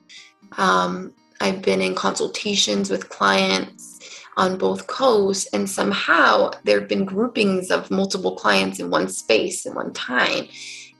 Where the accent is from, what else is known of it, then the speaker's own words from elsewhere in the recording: California, United States; moved away as an adult; also born or lived in New York City; I grew up in California and ended up moving to New York City and stayed there for about 10 years